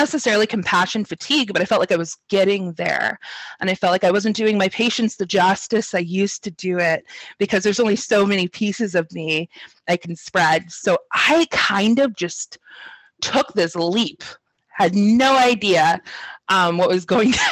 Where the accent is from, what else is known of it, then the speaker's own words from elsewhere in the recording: Sacramento, California, United States; I grew up in Sacramento, so I'm not too far from where I'm at now